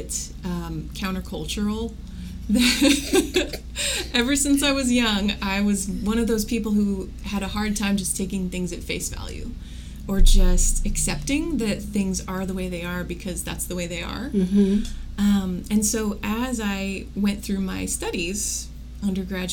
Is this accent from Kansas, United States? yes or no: yes; Wichita, Kansas, United States; I grew up in Wichita, so I felt like I had a pretty good sense of what was around here